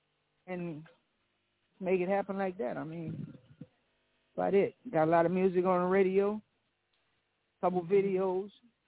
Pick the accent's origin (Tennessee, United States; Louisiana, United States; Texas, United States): Louisiana, United States; Lafayette; I'm from Louisiana, Lafayette.